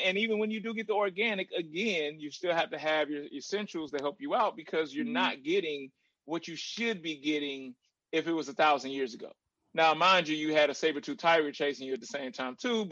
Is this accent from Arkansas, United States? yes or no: yes; Little Rock, Arkansas, United States; I was born in Little Rock, Arkansas